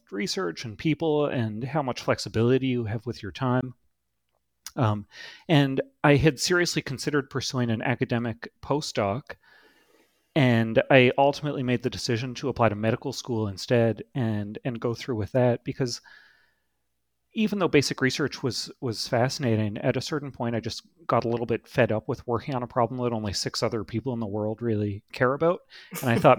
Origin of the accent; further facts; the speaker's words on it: Toronto, Ontario, Canada; now in Boston, United States; I originally grew up in Toronto, Canada